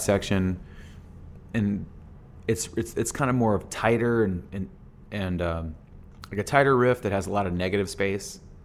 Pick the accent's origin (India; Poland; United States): United States; Phoenix, Arizona; we're this band from Phoenix